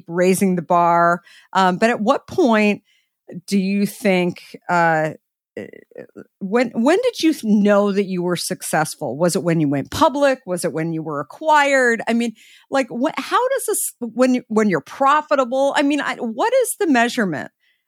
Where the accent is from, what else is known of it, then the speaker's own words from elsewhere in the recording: Scottsdale, Arizona, United States; In Scottsdale.